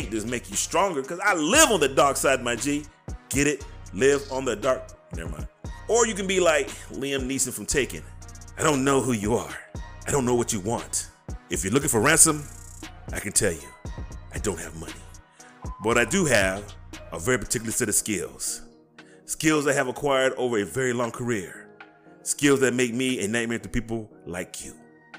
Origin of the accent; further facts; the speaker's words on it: United States; I'm an American. We are Americans